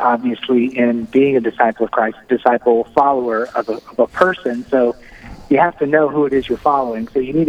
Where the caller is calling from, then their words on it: Steubenville, Ohio, United States; I am calling from Steubenville, Ohio